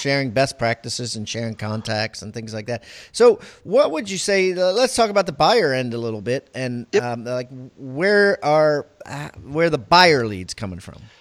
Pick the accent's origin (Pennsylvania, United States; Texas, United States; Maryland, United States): Maryland, United States; I'm from Maryland